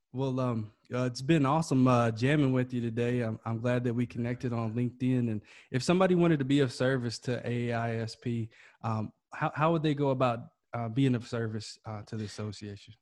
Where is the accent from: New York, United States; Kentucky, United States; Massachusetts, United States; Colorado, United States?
Kentucky, United States; moved away as an adult; now in California, United States; I'm originally from Kentucky. We had those back in my tri-state area.